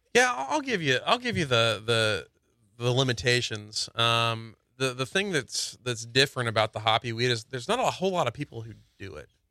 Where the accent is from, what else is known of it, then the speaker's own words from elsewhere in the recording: Indiana, United States; moved away; I'm from Indiana